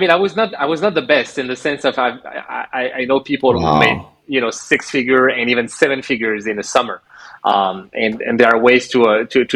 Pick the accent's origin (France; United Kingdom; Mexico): France; moved away as an adult; also born or lived in Montreal, Canada / Algeria; I grew up in France from 7 till 24, wow. So most of my life.